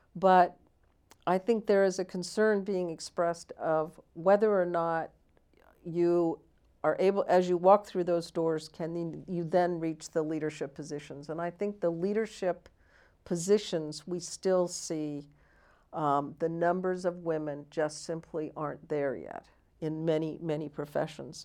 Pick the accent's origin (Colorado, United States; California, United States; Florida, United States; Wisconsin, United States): California, United States; also born or lived in Washington, D.C.